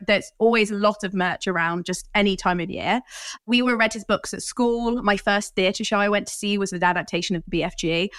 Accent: Coventry, West Midlands, United Kingdom; I grew up in Coventry, which is really near Birmingham, which is near the original Cadbury's Chocolate Factory

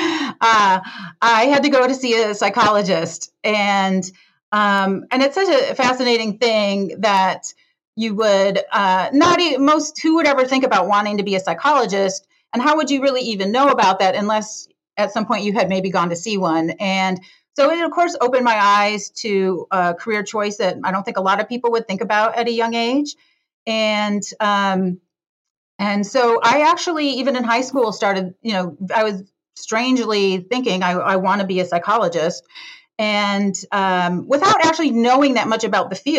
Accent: Detroit, Michigan, United States; born or raised there; now in San Francisco, United States

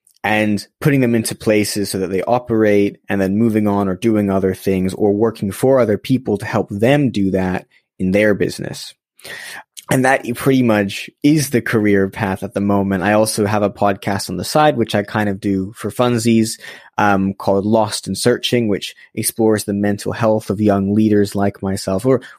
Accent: Los Angeles, California, United States; now in London, United Kingdom; I was born in Los Angeles, so I've been here in London for about a decade, but was born in Los Angeles and grew up there for a few years.

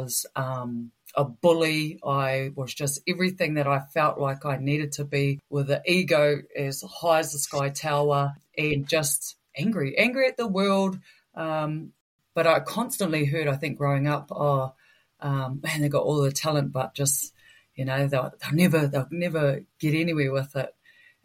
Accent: Putaruru, Waikato, New Zealand; Born and raised in Putaruru. Very proud of my upbringing back down there. A true Waikato girl through and through.

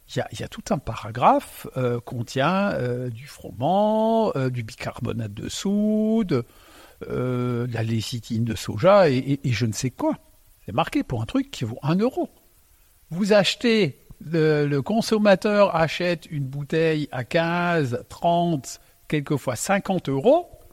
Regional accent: Alsace, Grand Est, France; first language Alsatian; French is a second language; je suis né donc euh, en Alsace. Euh, quand je suis arrivé, ma langue maternelle c'est l'alsacien

